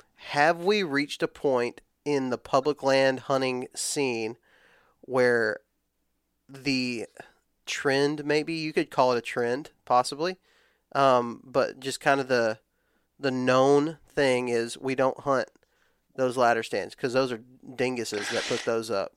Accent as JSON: {"language": "English", "region": "West Texas", "country": "United States", "tie": "born or raised there", "said": "I grew up in West Texas where ladder stands aren't really a thing."}